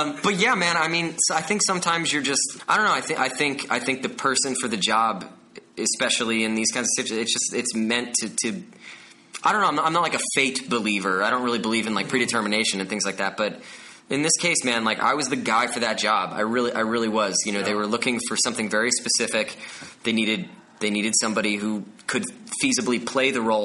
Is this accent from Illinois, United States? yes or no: no; Bergen County, New Jersey, United States; I'm from New Jersey